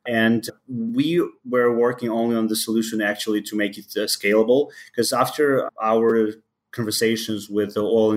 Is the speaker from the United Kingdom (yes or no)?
no; Ukraine; English is a second language; moved away as an adult; now in Chicago, United States; I was born in Ukraine. So right now I live in Chicago. I moved to the country around 10 years ago.